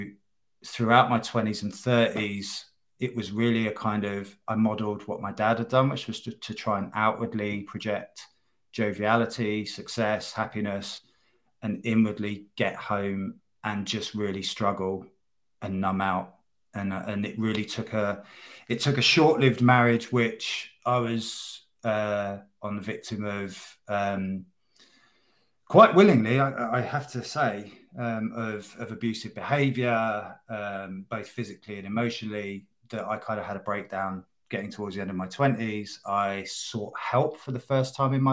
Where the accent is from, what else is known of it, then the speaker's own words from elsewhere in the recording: in and around London, United Kingdom; moved away as an adult; also born or lived in the Midlands; moving away from where I was brought up in and around London and to the Midlands to join a band